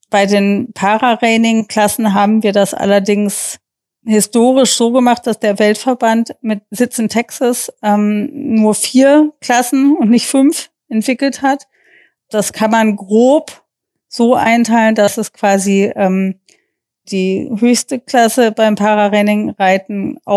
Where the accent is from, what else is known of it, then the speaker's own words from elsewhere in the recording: Germany; dass wir als Deutsche das vorstellen durften, obwohl ja eigentlich Reining seine Heimat in den USA hat.